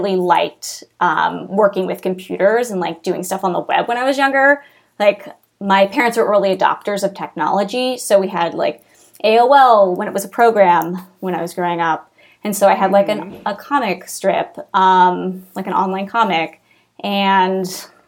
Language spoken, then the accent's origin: English; Kansas City, Missouri, United States; moved away; I grew up in Kansas City, Missouri